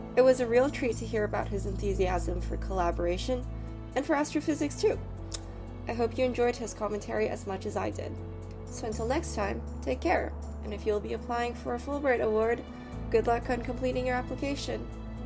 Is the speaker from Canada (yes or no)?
yes; Canada; as a Canadian